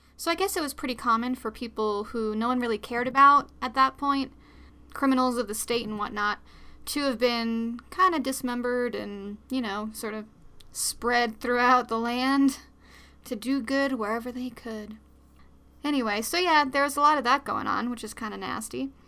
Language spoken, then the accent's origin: English; New York, United States; I'm Dutch and Scottish, but I, I'm from New York